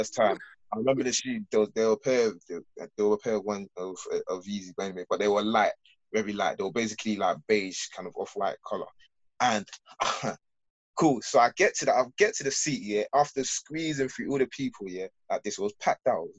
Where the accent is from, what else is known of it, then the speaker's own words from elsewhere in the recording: London, United Kingdom; I'm from London.